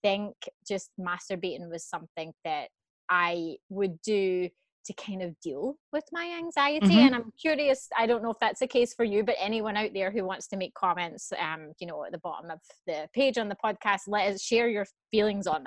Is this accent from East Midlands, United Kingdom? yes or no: no; Scotland, United Kingdom; now in Canada; I'm Scottish, but I live in Canada